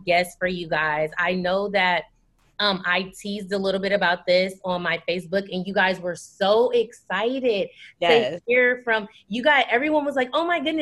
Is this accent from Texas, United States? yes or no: no; Illinois, United States; also born or lived in Springfield, Illinois; We're from Illinois. We both live in Springfield, Illinois